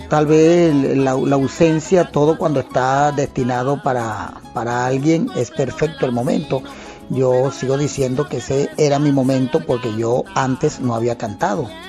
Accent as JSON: {"language": "Spanish", "town": "Calabozo", "region": "Guárico", "country": "Venezuela", "tie": "born or raised there", "said": "Soy nativo de Calabozo, estado Guárico."}